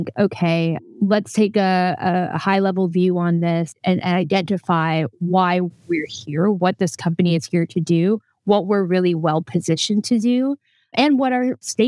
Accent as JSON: {"language": "English", "country": "United States", "moved": "as an adult", "lives_now": "Netherlands", "said": "I usually am based in the Netherlands. I'm American by background, but I moved to the Netherlands about 6 years ago"}